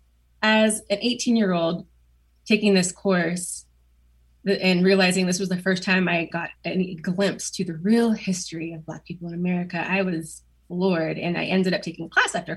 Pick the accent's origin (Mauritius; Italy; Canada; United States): United States; Portland, Oregon; also born or lived in Beaverton, Oregon / West Linn, Oregon / Durham, North Carolina; I grew up in Oregon. See, I was born in Portland